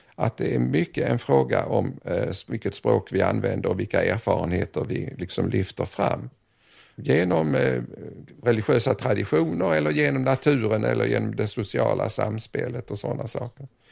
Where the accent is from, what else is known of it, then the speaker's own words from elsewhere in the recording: Sweden; also born or lived in Southeast Asia; hemma i Sverige